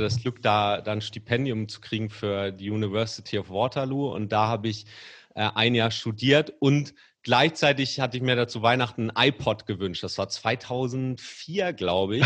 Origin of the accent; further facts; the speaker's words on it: Kiel, Schleswig-Holstein, Germany; moved away as an adult; now in Hamburg, Germany; ich komme übrigens aus Kiel gebürtig, uh. aber ich wohne schon seit 20 Jahren ja. fast durchgängig in Hamburg